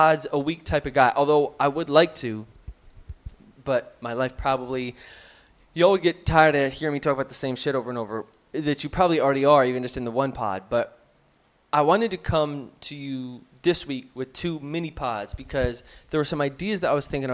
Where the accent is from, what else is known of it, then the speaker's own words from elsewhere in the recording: United States; moved away; being an American and now having some perspective on Americans